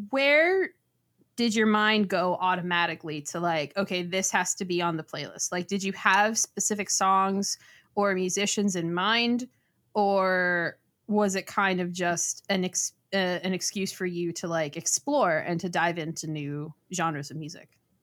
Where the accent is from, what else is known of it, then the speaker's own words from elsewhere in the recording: South Florida, United States; I grew up in South Florida